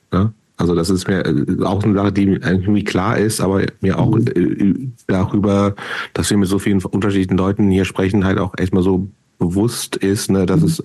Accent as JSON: {"language": "German", "region": "Lower Saxony", "country": "Germany", "said": "Aber ich bin Niedersachse, insofern."}